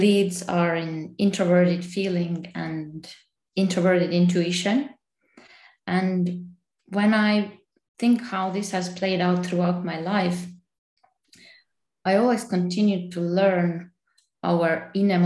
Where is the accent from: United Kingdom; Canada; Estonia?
Estonia; now in Geneva, Switzerland; I am from Estonia and currently living in Geneva, Switzerland.